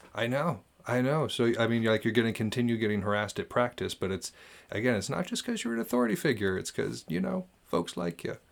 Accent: United States; I'm an American

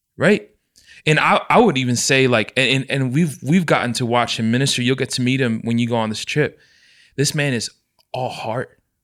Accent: United States; growing up in the States, I never got to experience what my parents experienced culturally

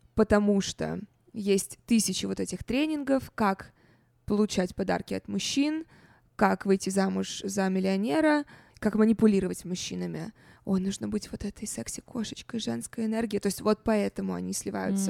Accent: Russia; moved away; когда я росла в России

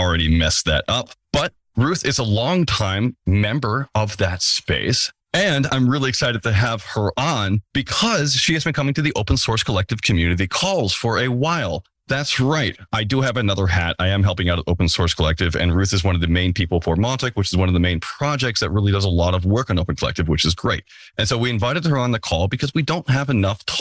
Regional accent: United States; I'm American

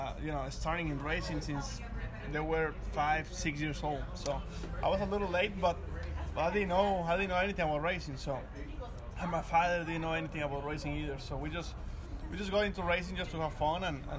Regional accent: Monterrey, Nuevo León, Mexico; Yeah, well, I came from, I was born and raised in Mexico, in Monterrey, Mexico.

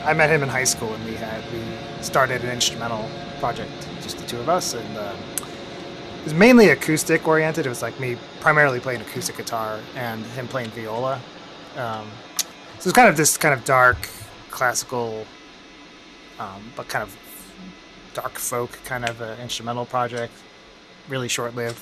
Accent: Northern Virginia, United States; moved away as an adult; also born or lived in Baltimore, Maryland / Philadelphia; now in New York City, United States; I grew up in Northern Virginia, kind of close to DC

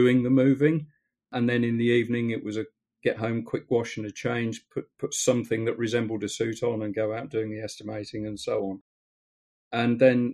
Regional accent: Stamford, East Midlands, United Kingdom; we're from Stamford in Lincolnshire

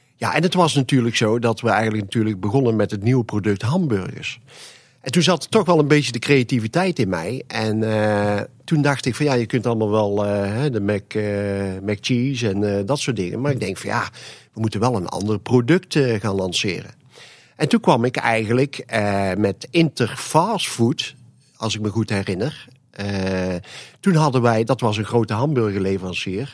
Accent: Made, North Brabant, Netherlands; ik kwam eigenlijk uit de Maden. En het wil zeggen dat we daar, eh, mijn vader en moeder hadden daar een horecazaak

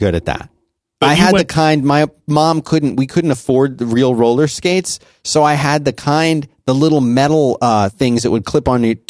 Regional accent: Abington, Pennsylvania, United States; Right by Germantown, Abington.

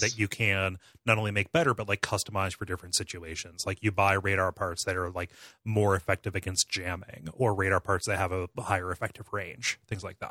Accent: United States; I, I grew up in Richland County

